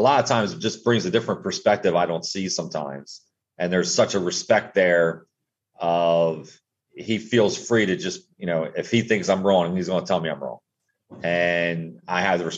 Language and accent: English; Wilmington, Delaware, United States; moved away as an adult; also born or lived in Eastern Shore of Maryland; I grew up in Wilmington, Delaware